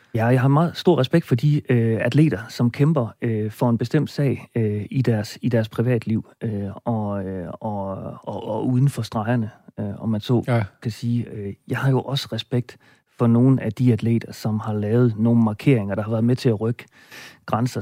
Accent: Roslev, North Denmark Region, Denmark; i min hjemby Roslev

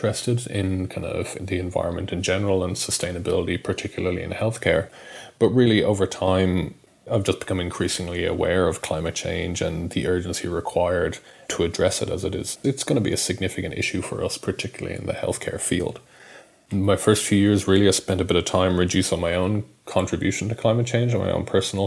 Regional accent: Dublin, Leinster, Ireland; moved away as an adult; also born or lived in Perth / Sydney / Brisbane; now in Melbourne, Australia; I'm Irish. I grew up in Dublin, went to medical school there and came out here to Australia, to Perth actually, in 2009

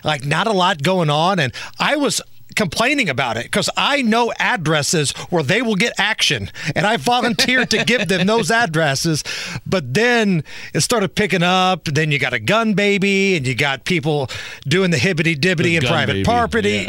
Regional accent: Beech Grove, Indiana, United States; my hometown police department, the police department I grew up with, Beech Grove

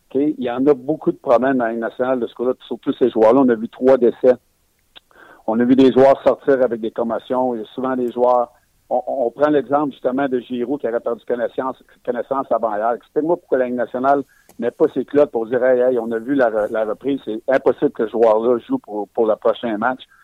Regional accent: Quebec, Canada; Je suis un Québécois

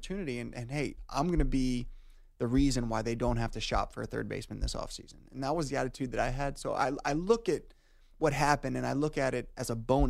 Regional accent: Norfolk, Virginia, United States; I got called up to AAA, which was my hometown

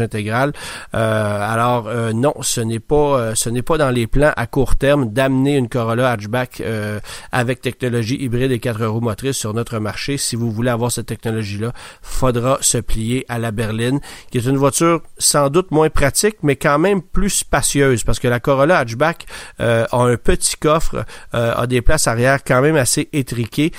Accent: Quebec, Canada; chez nous au Québec

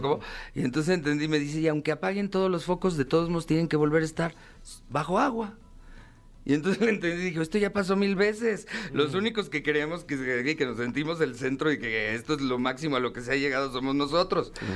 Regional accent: Mexico; como mexicano

